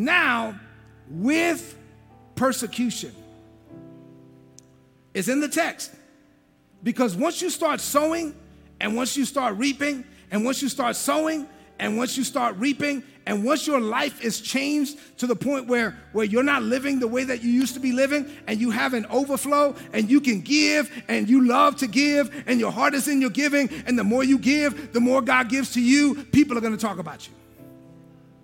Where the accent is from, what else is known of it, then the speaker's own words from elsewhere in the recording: New York City, New York, United States; moved away as an adult; I'm from East New York, Brooklyn